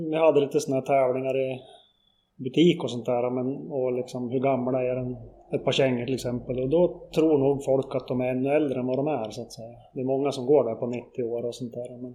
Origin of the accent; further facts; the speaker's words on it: Kluk, Jämtland, Sweden; Jag är uppvuxen